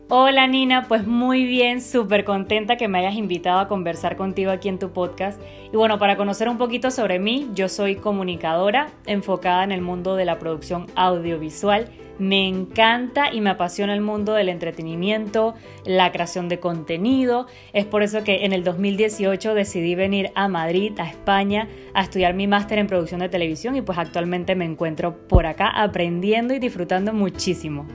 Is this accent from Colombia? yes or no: no; Panama; mi país Panamá